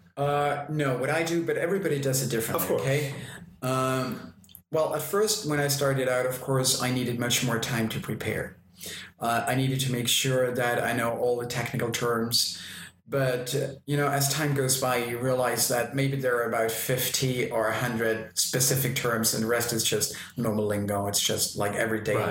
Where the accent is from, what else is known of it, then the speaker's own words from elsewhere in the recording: Austria; accent: Austrian German; first language German; English is a second language; since I'm Austrian, my native language is uh, Austrian German.